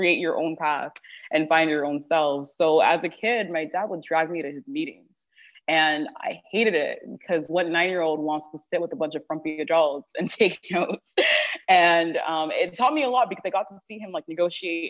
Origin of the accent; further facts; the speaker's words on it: Houston, Texas, United States; also born or lived in Toronto, Canada; I was born and raised in Houston in a town called Sherland. I did live in Canada for a couple of years in Toronto before coming back